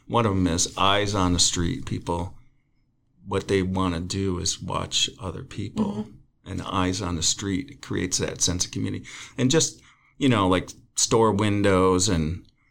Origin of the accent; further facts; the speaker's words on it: Chautauqua, New York, United States; moved away; I'm from Chautauqua